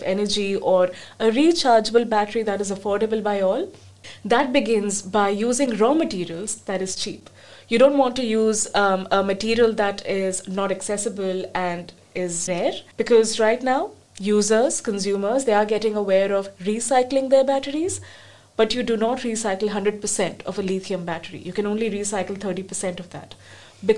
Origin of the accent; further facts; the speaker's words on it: India; moved away; I come from India